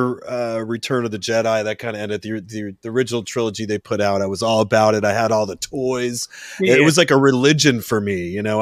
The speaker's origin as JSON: {"language": "English", "region": "New Jersey", "country": "United States", "tie": "born or raised there", "moved": "yes", "lives_now": "California, United States", "said": "I'm originally from New Jersey, but I've lived in California for you know over 40 years now, but originally I was living in New Jersey"}